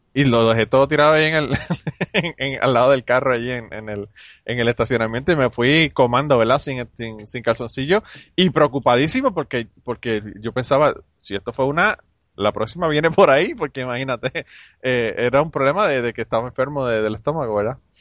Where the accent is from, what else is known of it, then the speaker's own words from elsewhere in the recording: Utuado, Puerto Rico; Ese tiempo yo estaba en Utuado. Eh, vivía en Utuado, eh, que es en el centro de la isla. Y es como en, aquella época era como una hora y media de San Juan a Utuado. y yo iba a regresar para, para mi pueblo